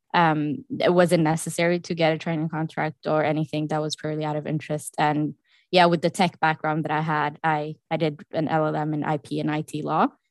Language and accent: English; Norway; moved away; I am from Norway